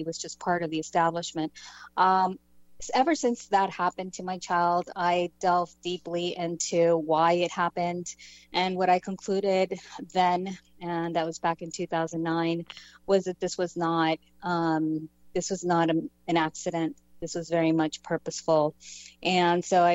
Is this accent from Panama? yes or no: yes; Panama; now in United States; I'm Hispanic. I come from Panama. I came in as a political refugee